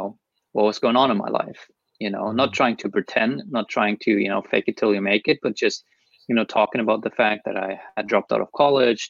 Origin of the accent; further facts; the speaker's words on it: Germany; I'm from Germany